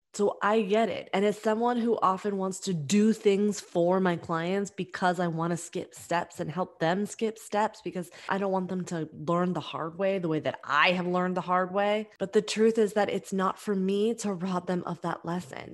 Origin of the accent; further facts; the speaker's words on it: New York, United States; we're both from New York